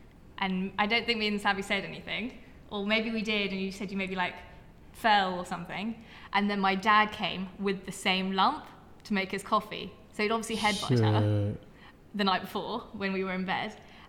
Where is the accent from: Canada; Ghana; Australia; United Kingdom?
United Kingdom; Surrey, South East England; also born or lived in West London; when we all moved together, we moved from West London to Surrey.